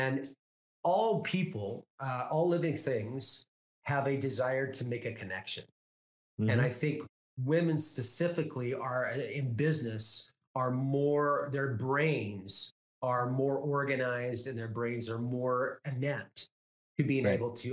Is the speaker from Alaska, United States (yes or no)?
yes; Homer, Alaska, United States; I was born and raised in Alaska